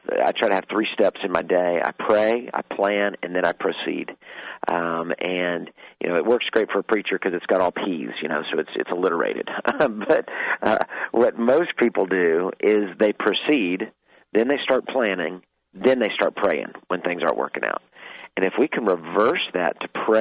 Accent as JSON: {"language": "English", "region": "Texas", "country": "United States", "said": "I'm a Texan. We eat beef"}